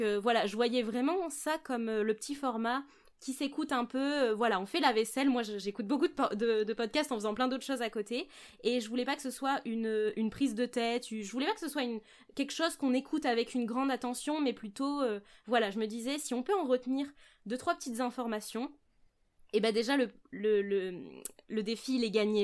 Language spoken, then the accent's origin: French; Charente, Nouvelle-Aquitaine, France; moved away as an adult; now in Bordeaux, France; Je suis née à Bordeaux et puis maintenant, je, vis à Bordeaux. Donc, je suis native de Bordeaux, mais j'ai grandi en Charente avec mes parents.